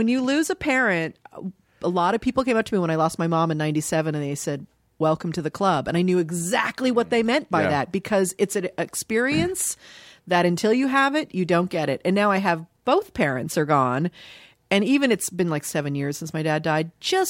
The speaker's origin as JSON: {"language": "English", "town": "Dayton", "region": "Ohio", "country": "United States", "tie": "born there", "said": "I was born in Dayton, Ohio."}